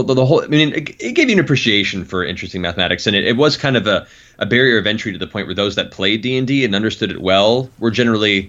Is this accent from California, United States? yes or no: yes; Los Angeles, California, United States; also born or lived in Palm Beach, Florida / Colorado; moved to Los Angeles thereafter, and I've lived here since then